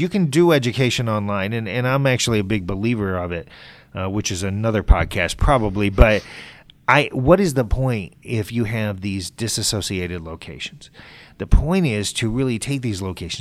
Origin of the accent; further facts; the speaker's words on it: Northern Ohio, United States; moved away as an adult; also born or lived in Burlington, Vermont; now in Michigan, United States; I grew up in Northern Ohio.